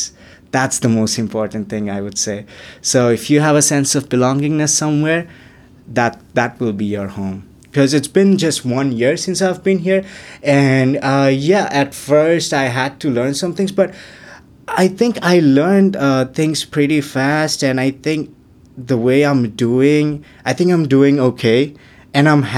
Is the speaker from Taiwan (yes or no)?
no; Chittagong, Chittagong Division, Bangladesh; now in Canada; I'm from Chittagong, so that's the commercial capital of Bangladesh